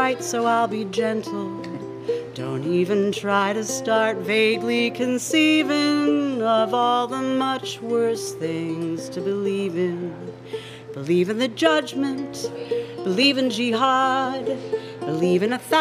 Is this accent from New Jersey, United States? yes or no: yes; New Jersey, United States; moved away; From my home state of New Jersey